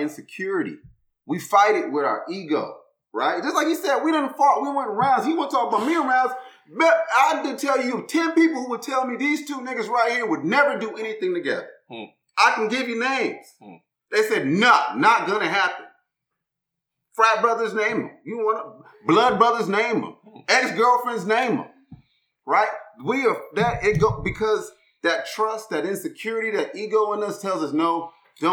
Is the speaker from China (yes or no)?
no; Inglewood, California, United States; I'm from Inglewood, California.